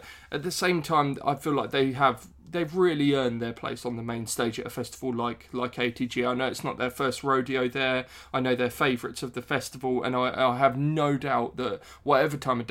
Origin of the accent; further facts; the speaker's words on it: West Sussex, South East England, United Kingdom; I'm from West Sussex originally